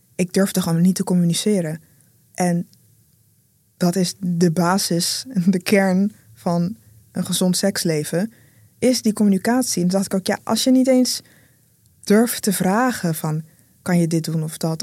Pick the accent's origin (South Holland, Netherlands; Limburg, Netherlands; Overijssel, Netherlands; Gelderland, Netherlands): South Holland, Netherlands; Rotterdam; first language Dutch; Ik groeide op in Rotterdam